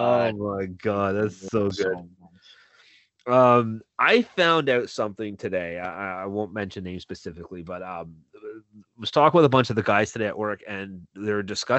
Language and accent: English; Milton, Ontario, Canada; my hometown of Milton